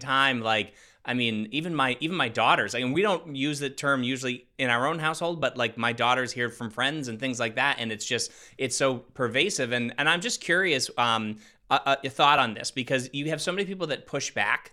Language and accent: English; Northeast United States, United States; I'm from the Northeast, so, um, in, uh, Northeast United States